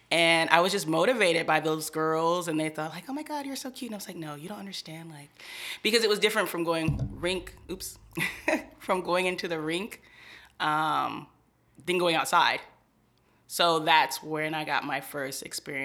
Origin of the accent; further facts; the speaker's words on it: Long Beach, California, United States; also born or lived in Riverside, California; I'm from Long Beach originally. And I was born here, raised partially here, but then partially in like the Riverside area